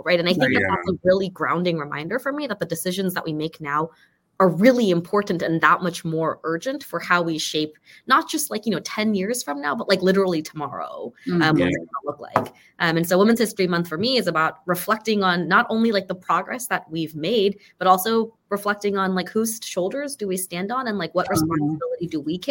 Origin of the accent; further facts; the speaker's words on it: Burbank, California, United States; moved away as an adult; now in Northern Virginia, United States; I grew up in Burbank, California